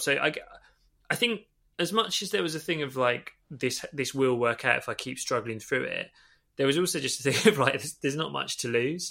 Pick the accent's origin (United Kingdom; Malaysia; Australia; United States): United Kingdom; Stevenage, East of England; also born or lived in Holloway, London; now in London, United Kingdom; I still lived where I grew up in Stevenage